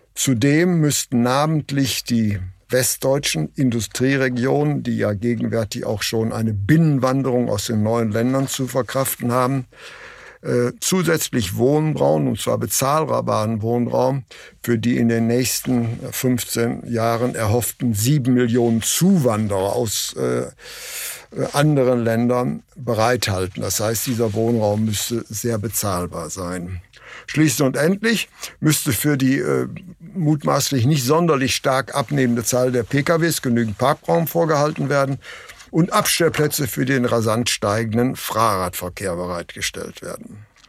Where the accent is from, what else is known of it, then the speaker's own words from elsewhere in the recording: Essen, North Rhine-Westphalia, Germany; Ich bin ja in Essen geboren